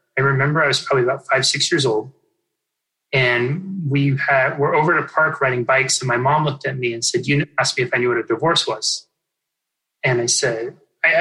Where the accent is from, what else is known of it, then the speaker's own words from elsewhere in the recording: Northern California, United States; I grew up in Northern California. It's the part of California that people think is Oregon